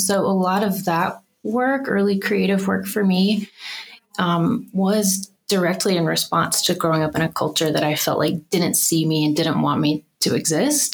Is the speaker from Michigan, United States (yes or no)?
no; Birmingham, Alabama, United States; moved away as an adult; now in Denver, United States; I grew up in Birmingham, Alabama.